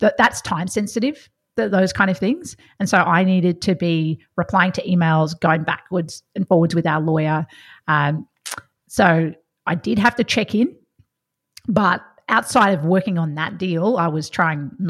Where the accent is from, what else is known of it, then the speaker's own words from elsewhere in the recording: Victoria, Australia; I'm from Victoria, so I've seen lots of country Victoria